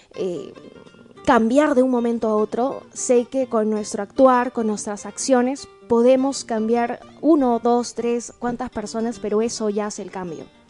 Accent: Tacna, Peru; esa cultura que nosotros tenemos como tacneños y como peruanos

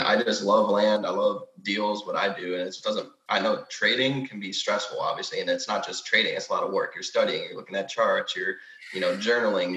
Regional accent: Rochester, Michigan, United States; now in Texas, United States; I'm currently in Michigan, my hometown, Rochester. I live in Texas

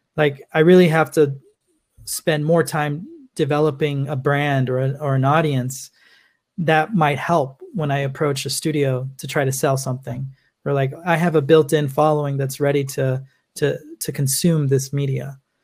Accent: Los Angeles, California, United States; I'm originally from Los Angeles, California

